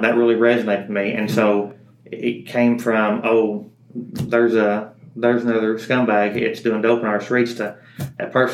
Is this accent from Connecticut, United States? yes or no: no; Powell County, Kentucky, United States; my hometown